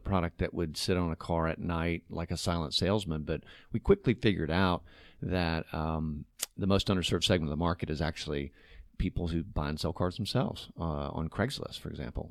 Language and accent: English; Chattanooga, Tennessee, United States; also born or lived in New York; I grew up here in Chattanooga